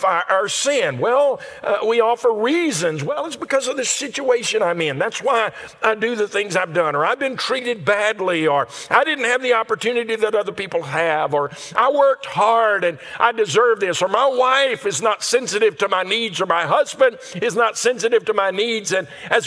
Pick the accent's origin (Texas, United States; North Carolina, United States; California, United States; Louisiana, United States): Louisiana, United States; Where we grew up in Louisiana